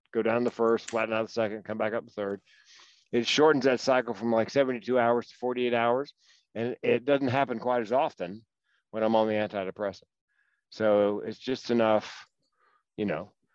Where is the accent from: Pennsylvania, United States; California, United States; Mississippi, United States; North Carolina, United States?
North Carolina, United States; Raleigh; accent: Southern; moved away as an adult; also born or lived in Chapel Hill, North Carolina; now in Eugene, United States; North Carolina, born in Raleigh, went to school in Chapel Hill.